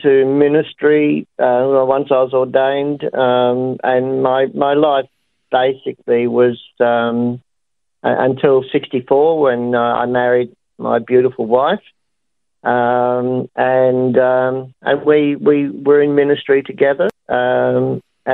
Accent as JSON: {"language": "English", "town": "Sydney", "region": "New South Wales", "country": "Australia", "tie": "born or raised there", "also_born_or_lived": "Gaythorne, Brisbane, Queensland"}